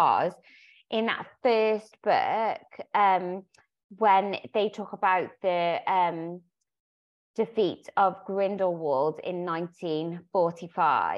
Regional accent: United Kingdom; our knowledge as British people

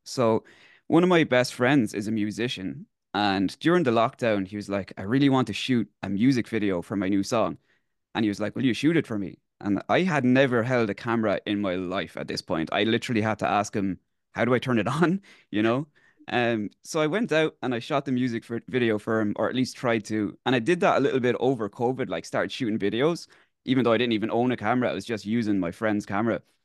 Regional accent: South Kilkenny, Leinster, Ireland; I grew up in Selkilkenny in the area of, like, Hogginstown, Mullaghbart, so quite close to Waterford.

